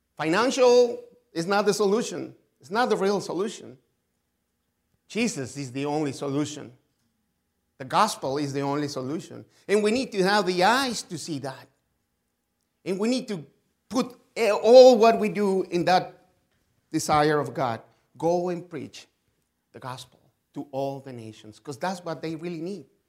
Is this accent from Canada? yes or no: no; Mexico; English is a second language; I was born in Mexico. I grew up in Mexico. I'm still here. I live in Mexico, actually